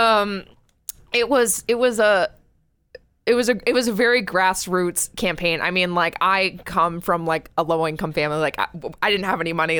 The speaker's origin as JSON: {"language": "English", "region": "New Hampshire", "country": "United States", "tie": "born or raised there", "said": "It's my home state"}